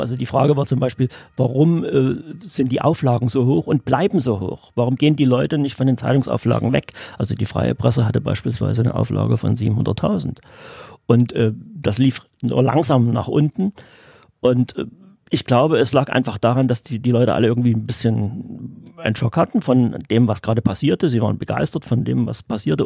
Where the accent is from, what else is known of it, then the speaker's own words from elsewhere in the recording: Radebeul, Saxony, Germany; ich bin ja hier in Radebeul geboren, also bin aus der Gegend